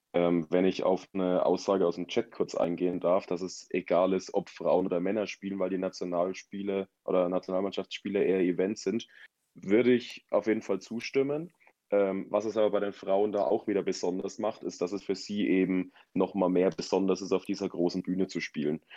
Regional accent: Germany; als Deutscher

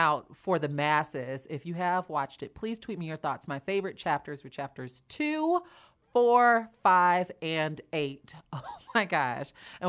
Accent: Chicago, Illinois, United States; for people like me who are from Chicago

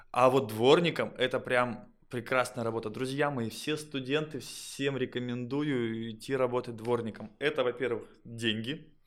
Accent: Kondopoga, Republic of Karelia, Russia; В школе э, был звездой школы, я из Кондопаги, из соседнего города

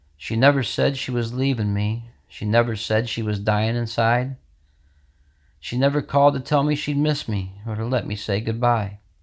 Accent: Sidney Center, New York, United States; I'm from Sydney Center, New York.

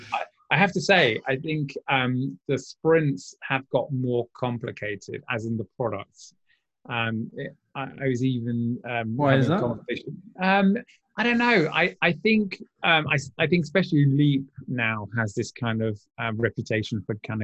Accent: United Kingdom; two Brits.

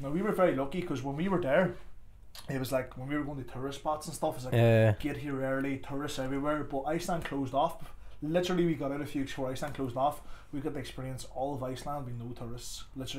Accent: Derry, Northern Ireland, United Kingdom; also born or lived in Tallaght / Clondalkin; now in Dublin, Ireland; I'm from Derry and you're from Dublin

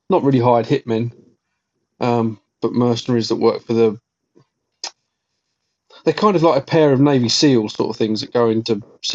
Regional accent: England, United Kingdom; we're English.

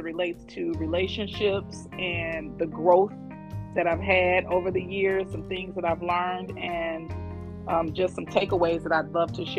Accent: St. Louis, Missouri, United States; moved away as an adult; now in Dallas, United States; I'm from St. Louis. I currently live in Dallas. I've been in Dallas for almost 7 years.

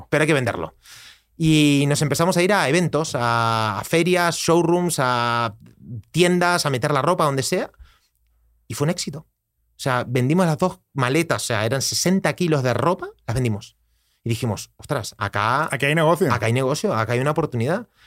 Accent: Costa Rica; moved away as an adult; now in Barcelona, Spain; Pues yo vengo de Costa Rica a Barcelona a hacer un máster, máster de desarrollo personal

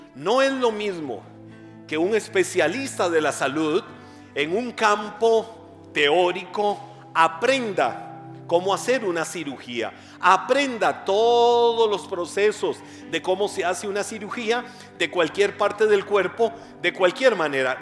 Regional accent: Costa Rica; accent: tico; also born or lived in West Texas, United States; no me van a cambiar mi acento tico

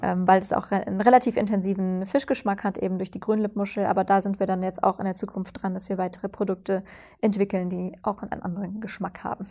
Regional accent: Cologne, North Rhine-Westphalia, Germany; moved away; Ich komme ursprünglich aus Köln

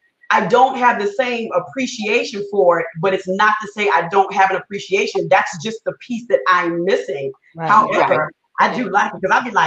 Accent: Seattle, Washington, United States; also born or lived in South Carolina; So I grew up in Seattle. I'm from South Carolina. But I was a military kid. Okay. So I grew up in Seattle.

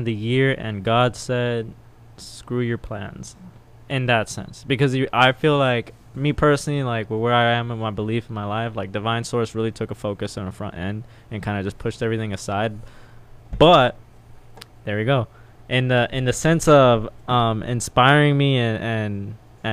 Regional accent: Miami, Florida, United States; also born or lived in Texas; growing up in Miami

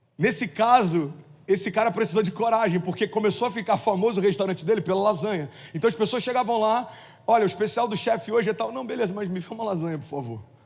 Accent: Cabo Frio, Rio de Janeiro, Brazil; moved away; em Cabo Frio, é minha cidade natal, morei lá 17 anos

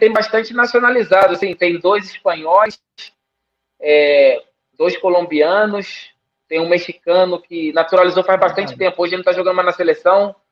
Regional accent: Brazil; now in Nicaragua; Eu sou brasileiro e, e nicaragüense.

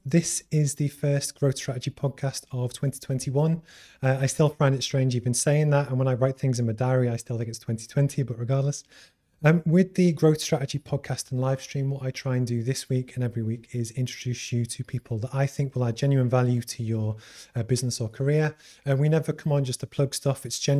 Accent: Liverpool, North West England, United Kingdom; accent: Scouse; It's my hometown.

